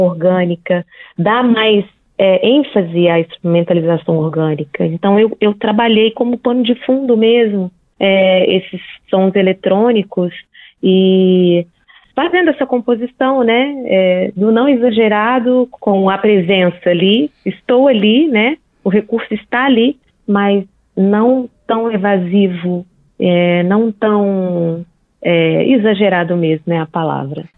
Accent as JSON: {"language": "Portuguese", "region": "Minas Gerais", "country": "Brazil"}